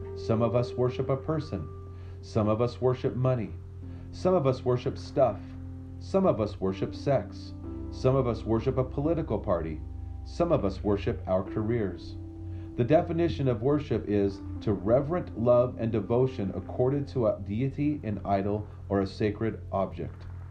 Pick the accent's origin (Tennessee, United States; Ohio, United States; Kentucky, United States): Tennessee, United States; Memphis; I grew up near Memphis, Tennessee